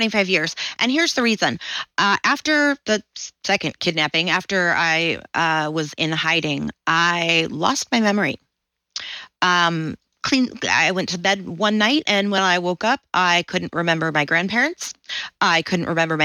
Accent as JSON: {"language": "English", "area": "Southern", "region": "Southern United States", "country": "United States", "accent": "Southern", "said": "little me with my little Southern accent"}